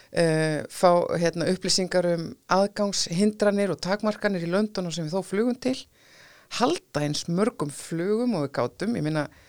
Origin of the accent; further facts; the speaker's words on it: Iceland; við erum Íslendingar